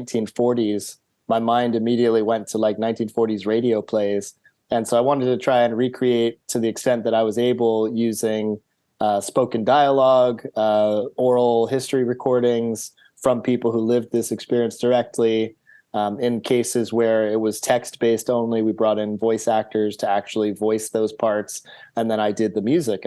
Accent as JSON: {"language": "English", "country": "United States", "also_born_or_lived": "London, United Kingdom / Philadelphia, United States", "said": "being an American abroad, especially in London"}